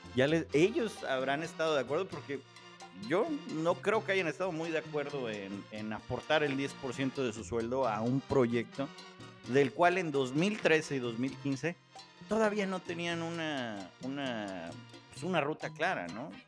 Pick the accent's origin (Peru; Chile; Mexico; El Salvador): Mexico; como mexicanos